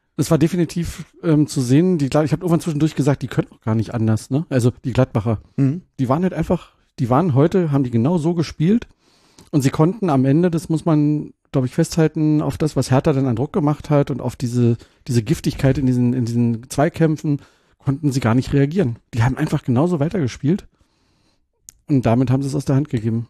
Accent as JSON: {"language": "German", "region": "Brandenburg", "country": "Germany", "tie": "born or raised there", "said": "ich bin ja geborener Brandenburger"}